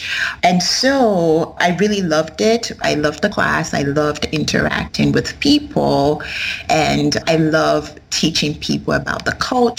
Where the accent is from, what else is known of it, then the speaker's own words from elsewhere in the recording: Nigeria; I am a Yoruba person. I am from the Yoruba tribe.